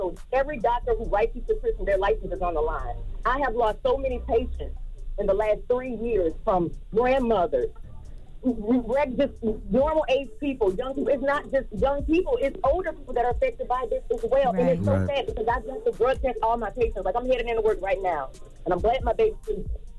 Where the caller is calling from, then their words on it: Orlando, Florida, United States; I'm calling from Orlando.